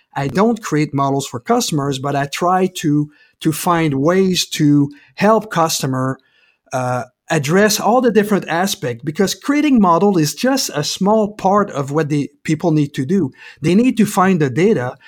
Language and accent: English; Quebec, Canada; moved away as an adult; also born or lived in California / Denver; now in Portland, United States; I'm originally from Quebec, Canada, and I moved to, um, to California originally, then I moved to Denver, back to California, and now in Portland